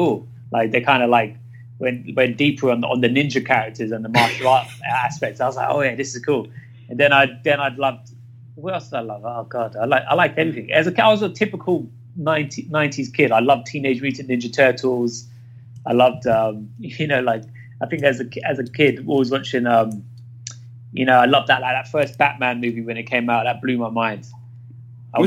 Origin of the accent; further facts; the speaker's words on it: London, United Kingdom; I grew up in Ladbroke Grove, which is West London.